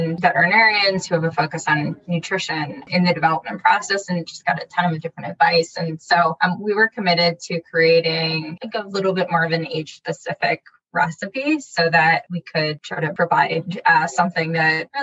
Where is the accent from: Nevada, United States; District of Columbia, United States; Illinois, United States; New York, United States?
District of Columbia, United States; Washington; also born or lived in Berkeley, California; I grew up in the DC area. I was born in Berkeley, California.